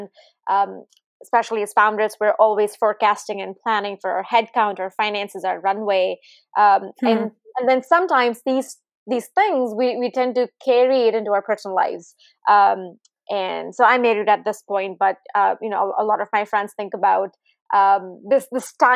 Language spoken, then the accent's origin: English; India; now in Silicon Valley, United States; I grew up in India